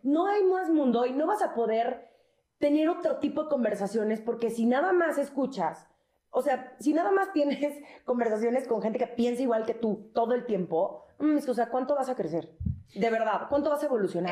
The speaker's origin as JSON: {"language": "Spanish", "region": "Mexico City", "country": "Mexico", "said": "nosotros somos los chilangos"}